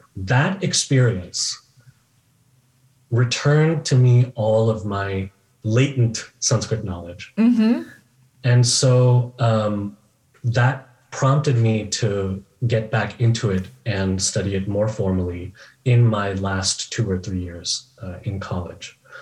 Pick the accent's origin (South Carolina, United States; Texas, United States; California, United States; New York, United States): California, United States; Bay Area; now in Chicago, United States; I grew up in the Bay Area in California